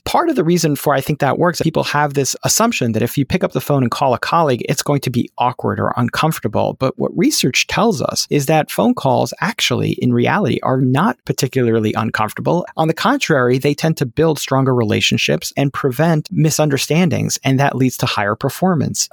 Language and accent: English; New York City, New York, United States; now in Pittsburgh, United States; I was a Nick Fanatic growing up in Brooklyn, New York